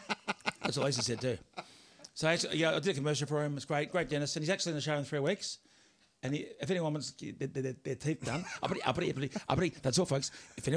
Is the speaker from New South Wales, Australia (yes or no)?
no; Tasmania, Australia; Yes, Tony, I love her like a brother, but I am from Tasmania.